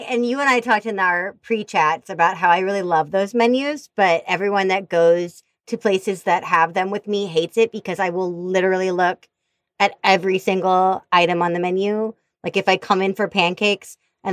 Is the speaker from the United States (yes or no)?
yes; Missouri, United States; I grew up in Missouri.